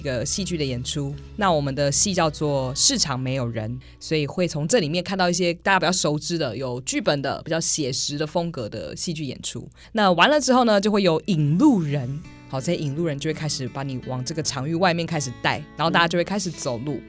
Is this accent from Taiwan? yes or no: yes; Taichung, Taiwan; 我身为台中人